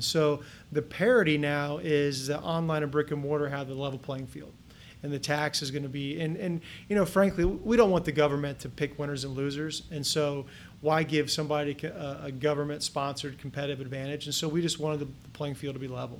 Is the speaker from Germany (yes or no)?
no; Kettering, Ohio, United States; now in Columbus, United States; I grew up in Kettering, Ohio, which is just a suburb of Dayton, west of here